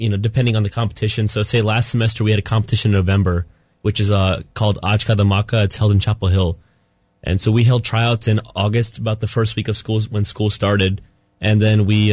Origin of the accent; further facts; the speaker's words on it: Punjab, India; I'm Punjabi, I'm from Punjab